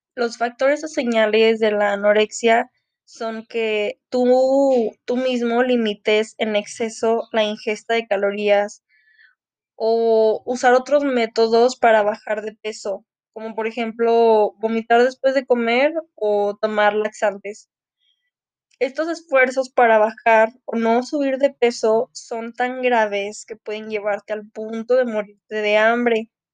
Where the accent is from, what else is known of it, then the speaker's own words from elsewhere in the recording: Mexico; soy mexicana